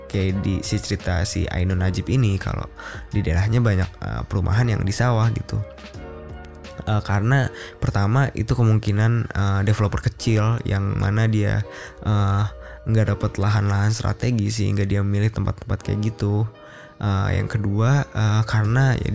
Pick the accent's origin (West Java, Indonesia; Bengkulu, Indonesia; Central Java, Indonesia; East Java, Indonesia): East Java, Indonesia; Jember; Realitanya emang bener gitu bang di kampung halamanku Jember Jatim emang banyak yang bikin perumahan di areal persawahan.